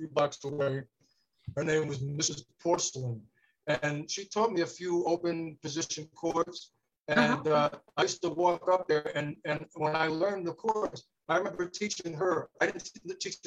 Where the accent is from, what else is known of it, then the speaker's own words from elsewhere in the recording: New York City, New York, United States; also born or lived in Kew Gardens, Queens; I grew up in Kew Gardens, and then I moved from Kew Gardens to the Bayside in 62.